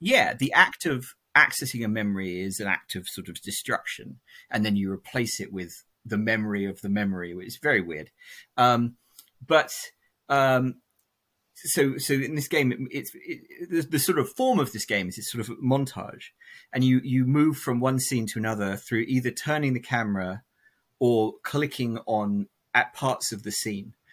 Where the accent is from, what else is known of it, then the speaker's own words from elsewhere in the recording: England, United Kingdom; my dad is American and we grew up in England